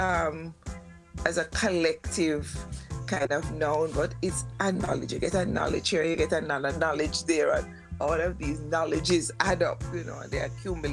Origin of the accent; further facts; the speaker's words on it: Kingston, Jamaica; I grew up in Kingston